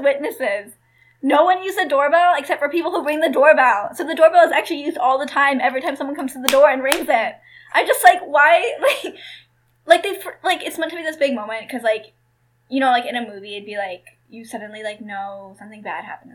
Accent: Kansas, United States; I was born in Kansas

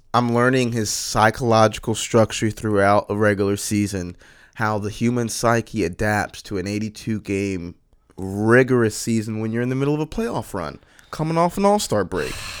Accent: Florida, United States; we, we're from Florida, very southern state

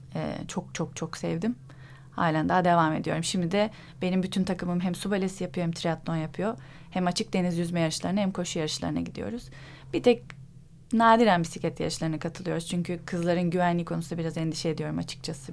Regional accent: Istanbul, Turkey; also born or lived in İzmit, Kocaeli; Sonra abimin okulu sebebiyle İstanbul'a taşındık. İzmit'te doğdum ben

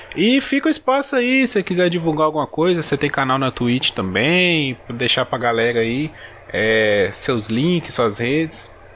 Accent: interior of Minas Gerais, Brazil; eu sou do interior de Minas.

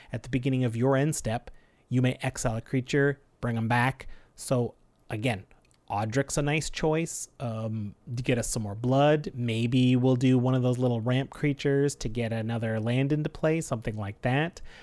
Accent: Canada; We're proud Canadian podcasters

